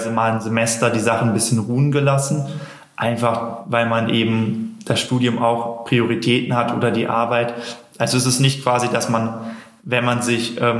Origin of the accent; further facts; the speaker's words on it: North Rhine-Westphalia, Germany; ich komme aus Nordrhein-Westfalen, hatten wir nicht so viel Kontakt